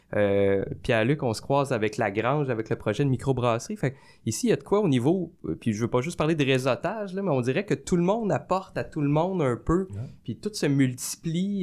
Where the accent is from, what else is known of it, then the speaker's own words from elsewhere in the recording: Sorel-Tracy, Quebec, Canada; also born or lived in Montreal; je suis parti de Sorel aussi pour aller étudier à Montréal